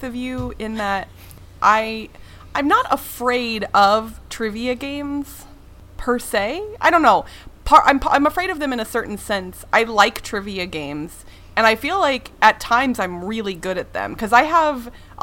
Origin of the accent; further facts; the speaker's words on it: United States; I am American. I've lived here my whole life